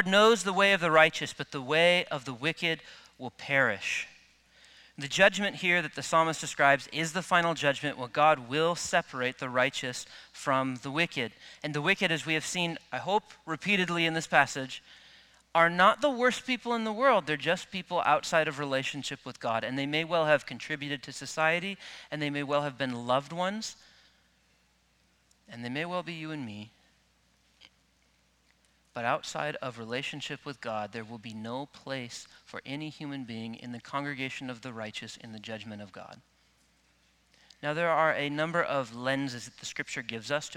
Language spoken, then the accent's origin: English; Midwest, United States; I grew up in the Midwest where wheat fields are pretty common